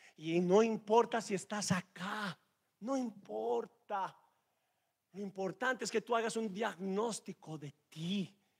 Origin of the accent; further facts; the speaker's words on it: Medellín, Antioquia, Colombia; Los que somos de Medellín comemos la arepa seca arepa paisa